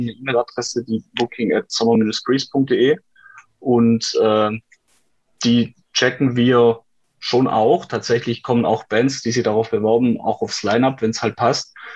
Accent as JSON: {"language": "German", "town": "Aalen", "region": "Baden-Württemberg", "country": "Germany", "said": "bei uns in Aalen"}